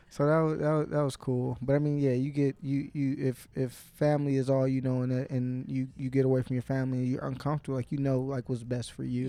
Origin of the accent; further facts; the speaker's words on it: Inkster, Michigan, United States; I didn't grow up in Detroit. I'm not from Detroit. If I go out of town, I might rep Detroit just 'cause if I say, "Oh, I'm from Inkster, Michigan,"